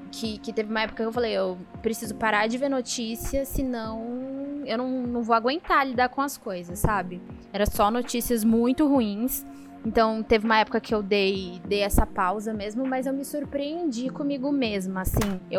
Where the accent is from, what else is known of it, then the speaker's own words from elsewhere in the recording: São Caetano do Sul, São Paulo, Brazil; now in São Paulo, Brazil; Quem não sabe, eu não sou aqui de São Paulo, sou de São Caetano. E eu sou de uma época de São Caetano que, assim, não tinha nada, era bem uma cidade de interior.